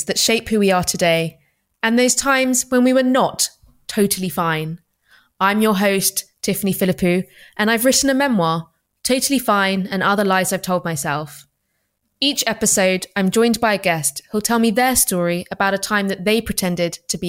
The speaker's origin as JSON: {"language": "English", "region": "London", "country": "United Kingdom", "tie": "born or raised there", "said": "I'm of immigrant parentage, grew up in London"}